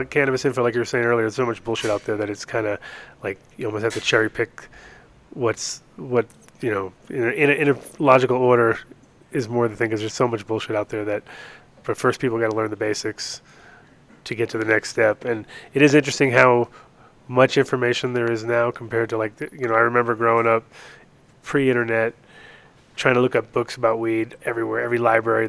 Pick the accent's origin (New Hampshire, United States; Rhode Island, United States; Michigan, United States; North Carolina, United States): Rhode Island, United States; Rhode Island and New York, United States; moved away as an adult; also born or lived in Europe; now in Denver, United States; I grew up in Rhode Island and New York in that area too